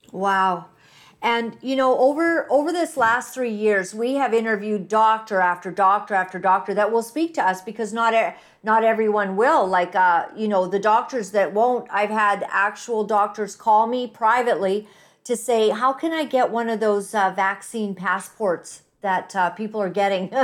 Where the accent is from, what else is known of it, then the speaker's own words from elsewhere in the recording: United States; moved away; being American